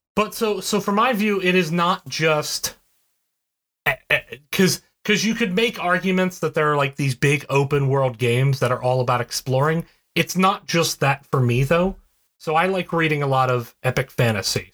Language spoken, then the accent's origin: English; West Virginia, United States; I'm from West Virginia.